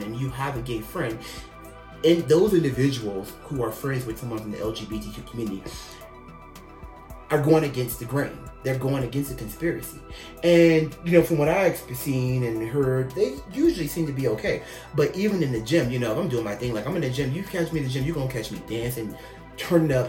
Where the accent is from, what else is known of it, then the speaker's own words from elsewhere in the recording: United States; I'm the American bi guy